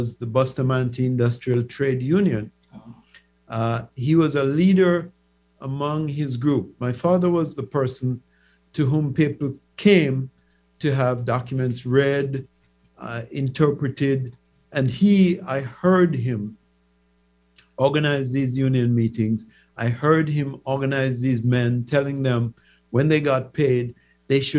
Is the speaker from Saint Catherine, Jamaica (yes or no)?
yes; Old Harbour Bay, Saint Catherine, Jamaica; moved away as an adult; also born or lived in Kingston, Jamaica; now in United States; I grew up in Jamaica's largest fishing community. Old Harbor Bay is made up of hardy people who do fishing.